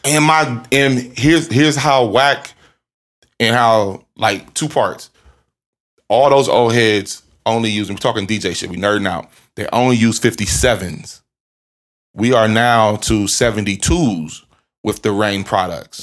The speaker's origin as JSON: {"language": "English", "town": "Columbus", "region": "Ohio", "country": "United States", "tie": "born or raised there", "said": "I'm from, I'm from Ohio"}